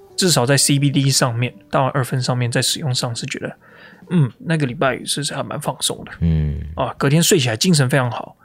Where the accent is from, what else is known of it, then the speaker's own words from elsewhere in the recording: Taiwan; moved away; 我在台湾长大